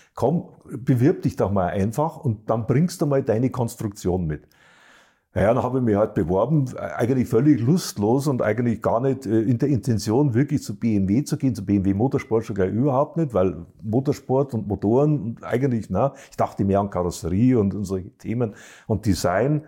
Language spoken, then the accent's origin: German; Bavaria, Germany; auch ich bin ja Bayer